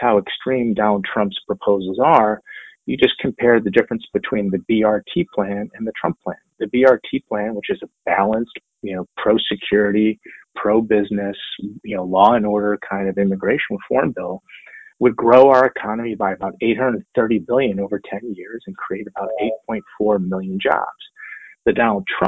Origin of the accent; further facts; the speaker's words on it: Michigan, United States; I'm from Michigan.